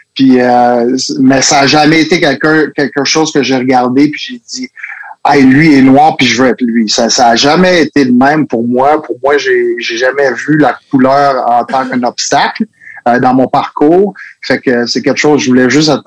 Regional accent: Laval, Quebec, Canada; first language French; suis à Montréal, j'ai grandi à Laval. Fait que ouais, j'ai été entouré par le français seulement.

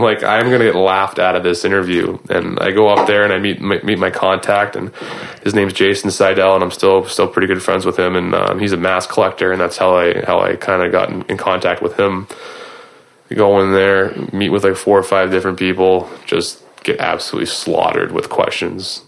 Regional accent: Boston, Massachusetts, United States; I grew up in Boston

